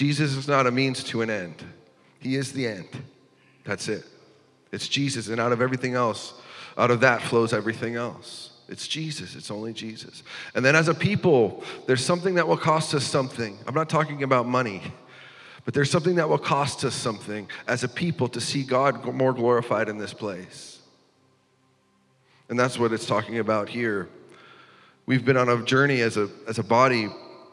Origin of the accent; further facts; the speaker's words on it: North Dakota, United States; also born or lived in Iowa City; I'm from North Dakota, and most of the time we have snowstorms here